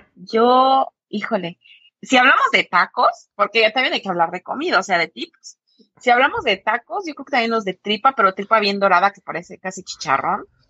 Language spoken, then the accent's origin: Spanish; Mexico; para nosotros como mexicanos la familia es una de las cosas más